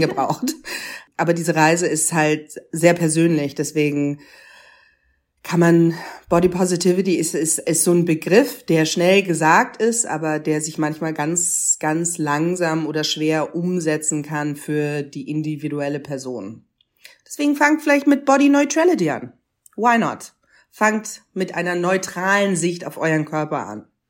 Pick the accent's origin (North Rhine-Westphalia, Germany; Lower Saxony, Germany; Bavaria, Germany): Bavaria, Germany; Munich; ich bin in Bayern geboren, in Bayern, in München aufgewachsen.